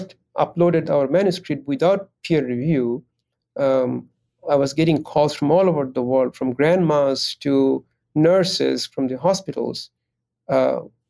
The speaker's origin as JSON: {"language": "English", "country": "Bangladesh", "moved": "yes", "lives_now": "United States", "said": "I come from Bangladesh"}